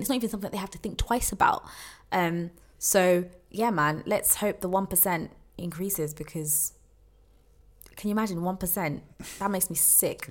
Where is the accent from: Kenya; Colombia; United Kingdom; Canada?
United Kingdom; as British people